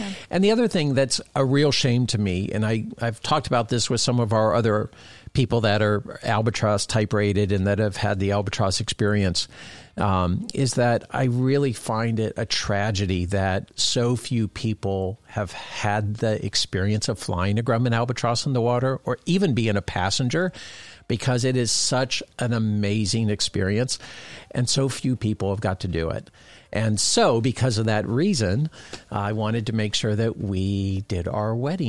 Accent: Florida, United States; this amazing aviation community that I grew up in South Florida.

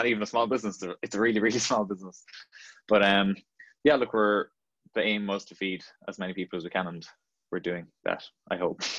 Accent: Ballydesmond, County Cork, Ireland; I'm from Belly Desmond in North Cork, a very small village. And I'm 23.

